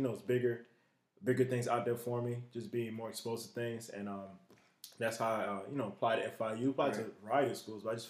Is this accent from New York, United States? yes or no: no; Broward County, Florida, United States; also born or lived in Tamarac, Florida; I'm from Broward County, Florida, born and raised in Loudoun Manors, and moved over to Tamarack.